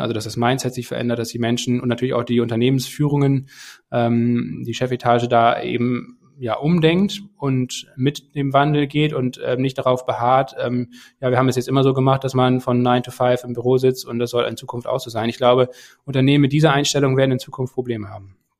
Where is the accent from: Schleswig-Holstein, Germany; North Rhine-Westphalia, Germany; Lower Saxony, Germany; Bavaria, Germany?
Schleswig-Holstein, Germany; Kiel; moved away as an adult; Kiel, meine Heimatstadt